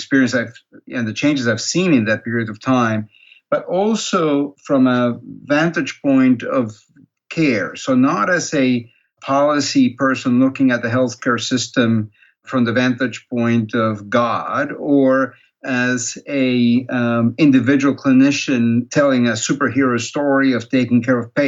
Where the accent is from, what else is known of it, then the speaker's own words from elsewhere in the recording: Peru; moved away as an adult; also born or lived in Canada; now in United States; I'm originally from Peru. That's where I was born. That's where I grew up